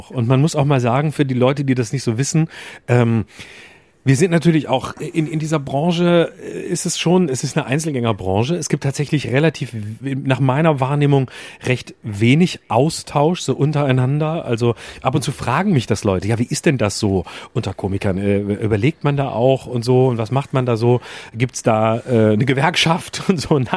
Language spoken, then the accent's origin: German; Lörrach, Baden-Württemberg, Germany; wenn ich sage, ich komme aus Lörrach, sage ich mal gleich dazu, ich weiß nicht, ob du das kennst.